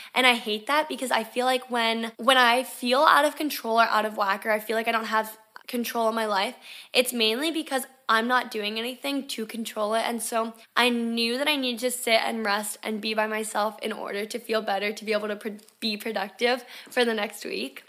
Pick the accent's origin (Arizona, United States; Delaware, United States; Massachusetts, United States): Delaware, United States; moved away as an adult; also born or lived in Florida; if I didn't move out of Delaware when I did when I was eighteen years old